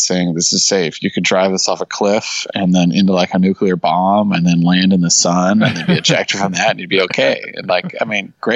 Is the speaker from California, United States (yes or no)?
yes; Northern California, United States; also born or lived in Los Angeles; I grew up in Northern California in the country